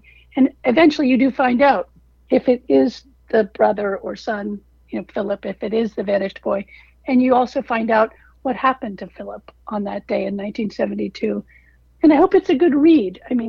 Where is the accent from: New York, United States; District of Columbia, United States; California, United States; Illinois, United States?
District of Columbia, United States; Washington; also born or lived in Africa / Pittsburgh / Bangkok; I was born in Africa. We spent about a year in Pittsburgh between Africa and then Bangkok, and then came back eventually to Washington, D.C.